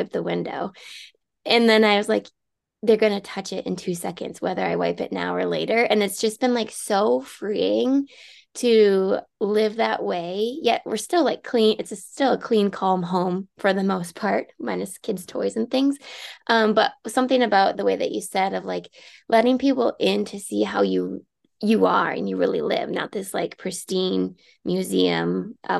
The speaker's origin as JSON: {"language": "English", "town": "Rochester", "region": "Minnesota", "country": "United States", "moved": "yes", "lives_now": "Mankato, United States", "said": "I'm originally from Rochester, which is just an hour and a half from here."}